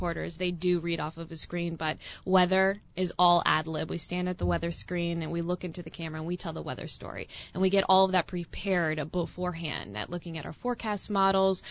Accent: New Jersey, United States; moved away as an adult; also born or lived in Erie, Pennsylvania / Knoxville, Tennessee; I'm originally from South Jersey, right outside of Philadelphia. So kind of my hometown there

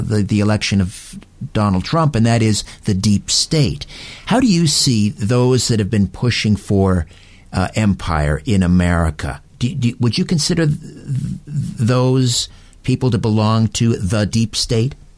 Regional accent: Canada

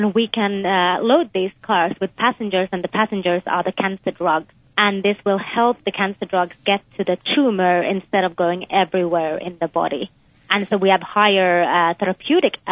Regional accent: Finland; moved away as an adult; also born or lived in United Kingdom / Texas, United States; now in United States; I was born in Finland, but I also spent some of my childhood in the UK.

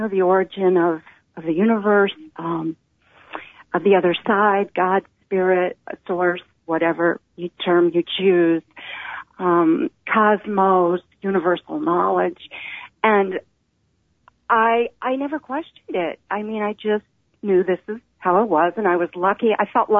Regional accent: the Bible Belt, United States; I grew up in the Bible Belt in the 1960s

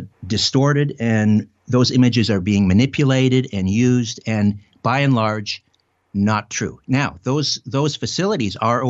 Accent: Brantford, Ontario, Canada; my hometown of Brantford, Ontario

